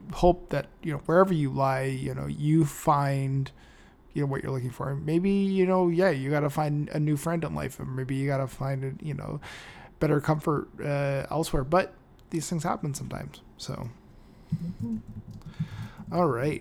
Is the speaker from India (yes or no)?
no; Canada; I'm Canadian